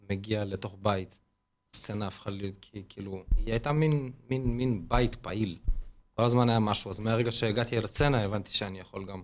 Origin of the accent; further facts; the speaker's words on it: Lod, Central District, Israel; אחי, אני בן 33, גדלתי בלוד, עברתי לצפון לפני שש שנים.